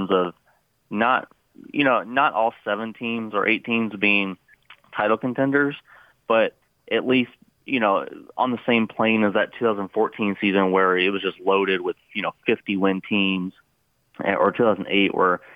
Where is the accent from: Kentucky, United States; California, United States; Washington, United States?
Kentucky, United States; Louisville; where I'm from, Louisville, Kentucky